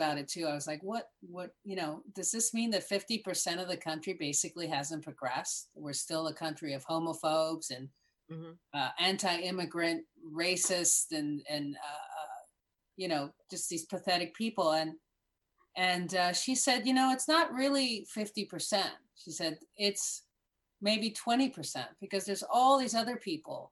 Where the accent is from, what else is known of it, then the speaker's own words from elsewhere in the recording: Miami Beach, Florida, United States; accent: Cuban American; I was born in Miami Beach